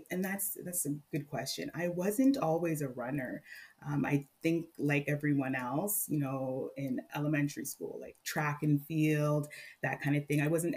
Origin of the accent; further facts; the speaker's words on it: Mississauga, Ontario, Canada; now in Barrie, Canada; I grew up in Mississauga